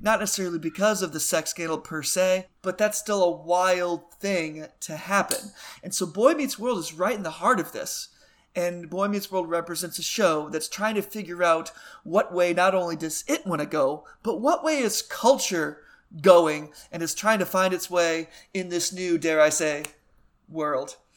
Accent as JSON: {"language": "English", "town": "Boston", "region": "Massachusetts", "country": "United States", "said": "I'm from Boston."}